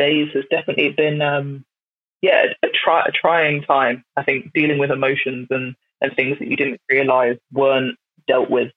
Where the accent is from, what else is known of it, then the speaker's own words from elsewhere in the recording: Brighton, South East England, United Kingdom; I grew up in the South, so in Brighton.